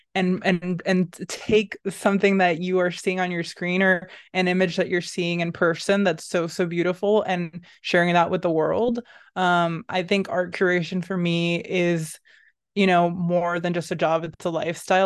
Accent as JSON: {"language": "English", "country": "Puerto Rico", "tie": "born or raised there", "also_born_or_lived": "Boston, United States", "moved": "yes", "lives_now": "New York, United States", "said": "I grew up in Puerto Rico, surrounded by colors"}